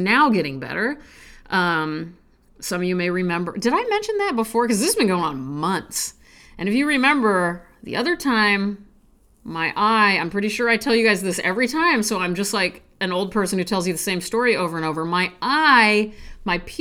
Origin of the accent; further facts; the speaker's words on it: Nebraska, United States; I'm from Nebraska